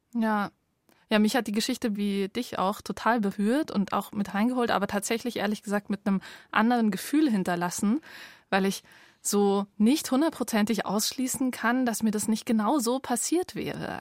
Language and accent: German; Bavaria, Germany; also born or lived in Munich; ich bin nicht im Allgäu aufgewachsen, auch in Bayern